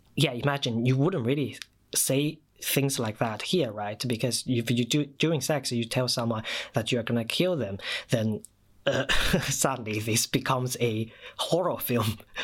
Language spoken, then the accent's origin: English; China; first language Mandarin Chinese; English is a second language; moved away as an adult; now in United Kingdom; I moved to the UK in 2014 from China, so my mother tongue, my first language, is Mandarin Chinese